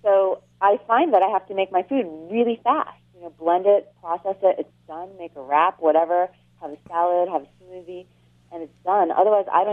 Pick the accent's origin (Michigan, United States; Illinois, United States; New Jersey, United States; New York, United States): New York, United States; Catskill Mountains; moved away; also born or lived in Buffalo, New York; I grew up in the Catskill Mountains